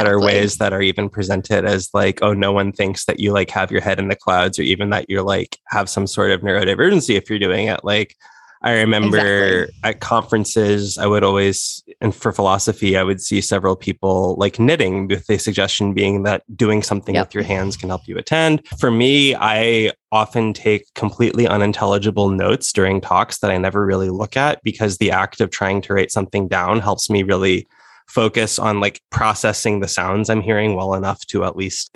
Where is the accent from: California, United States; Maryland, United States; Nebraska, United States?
Nebraska, United States; America, where we both live and are from, well, I'm from Nebraska